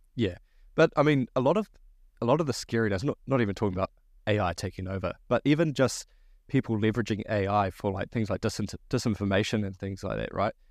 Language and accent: English; New Zealand